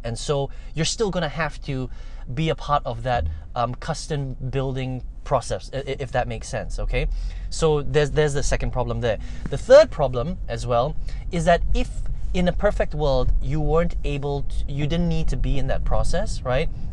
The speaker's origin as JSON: {"language": "English", "country": "Malaysia", "said": "I'm Chinese, right? I'm Malaysian Chinese"}